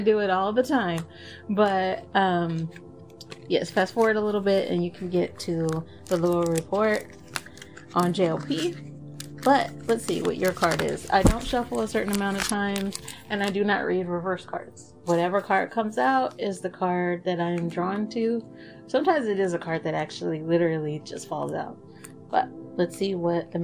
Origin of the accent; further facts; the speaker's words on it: Texas, United States; accent: Texas; first language English; I am an American and I was born in Texas, so I even have a bit of a Texas accent.